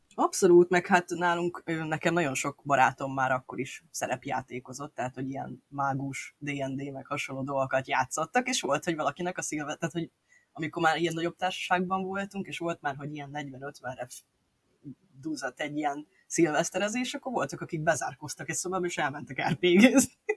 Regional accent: Budapest, Hungary; én ugye budapesti gyerek vagyok

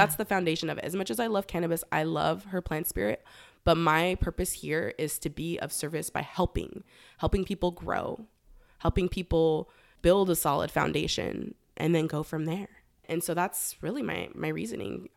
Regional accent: Los Angeles, California, United States; moved away as an adult; also born or lived in Humboldt County, California; I am originally from Los Angeles, born and raised in San Fernando Valley

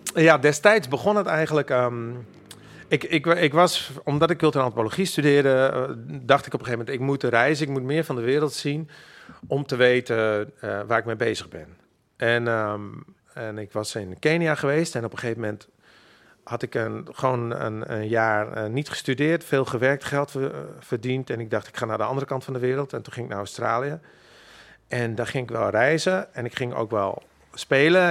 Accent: Makkum, Friesland, Netherlands; first language Frisian; Dutch is a second language; now in Amsterdam, Netherlands; ik ben opgegroeid in Makkam

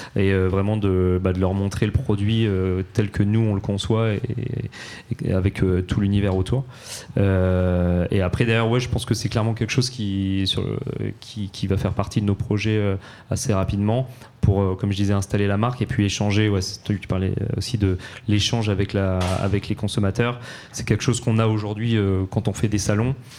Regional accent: Normandy, France; now in Paris, France; chez nous en Normandie ou ici à Paris

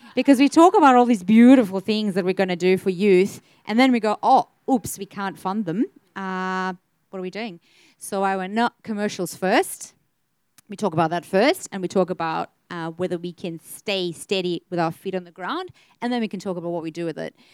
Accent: South Africa; now in Australia; I'm South African born and raised

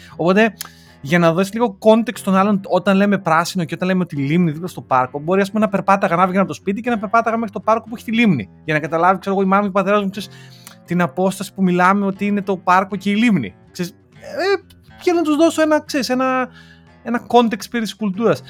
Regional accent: Greece; moved away; είμαστε Έλληνες του εξωτερικού

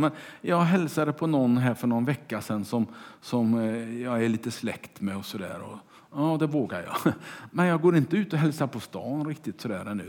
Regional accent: Kungälv, Västra Götaland, Sweden; Mina första vänner var de som bodde i kvarteret där jag växte upp i Kungälv

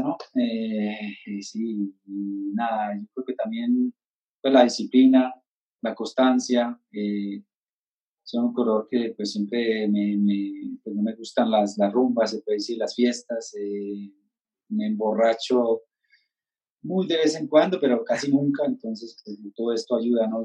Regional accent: Ciénega, Boyacá, Colombia; moved away as an adult; also born or lived in Europe; yo pues estoy acá en Ciénega, Boyacá, en mi pueblo, con mis padres

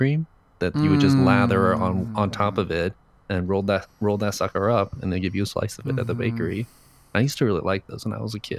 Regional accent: San Francisco, California, United States; I think I grew up in San Francisco's Japantown.

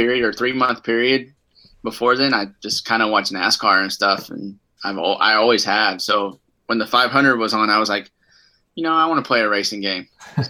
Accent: Texas, United States; I'm from Texas. I don't know what else to say.

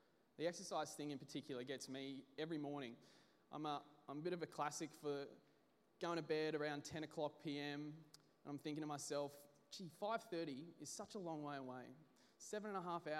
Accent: Brisbane, Queensland, Australia; I'm from Brisbane

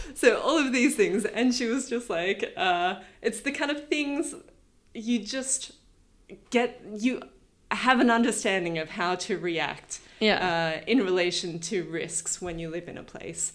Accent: New South Wales, Australia; moved away as an adult; also born or lived in Reykjavik, Iceland; I grew up first inland in New South Wales from Sydney, but um, then from when I was about 11 till the end of high school, I was on the south coast of New South Wales

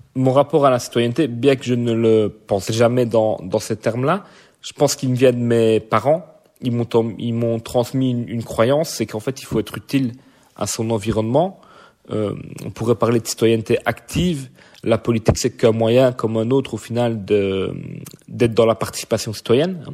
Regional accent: Verviers, Wallonia, Belgium; Donc je suis né à Verviers, je vis à Verviers.

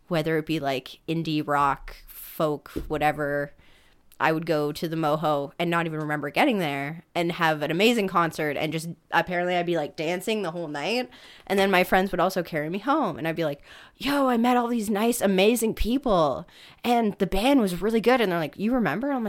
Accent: Burlington, Ontario, Canada

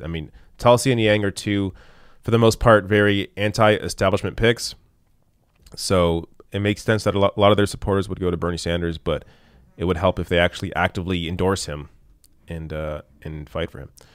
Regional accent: Canada; as a Canadian who lives under a single payer system

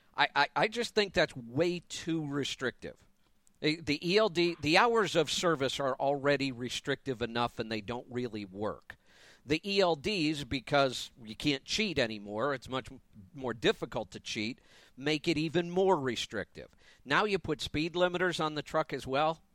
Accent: Ohio, United States; moved away as an adult; also born or lived in Florida; now in Colorado, United States; But I left Ohio for business reasons the first time. Grew up there, all my family's there

